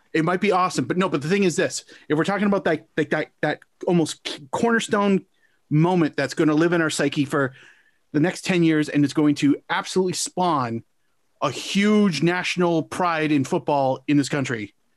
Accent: Canada; as a Canadian soccer fan myself

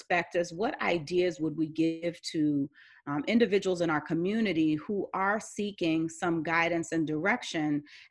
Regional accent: New York, United States; I'm a New Yorker

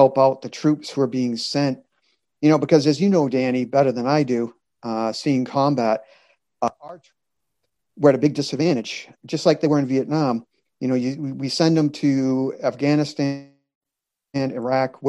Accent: Massachusetts, United States; I grew up in Massachusetts and lived in a triple decker

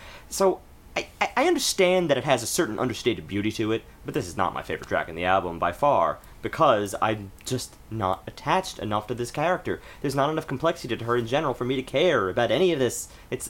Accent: United States; We're American

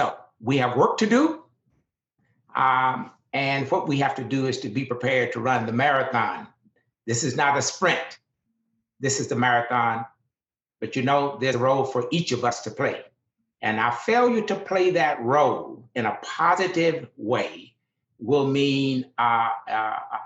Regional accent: Deep South, United States; I grew up in the Deep South at the height of segregation

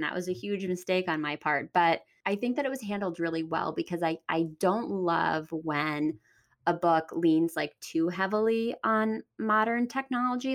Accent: Pennsylvania, United States; moved away as an adult; also born or lived in Washington, D.C.; I'm from Pennsylvania

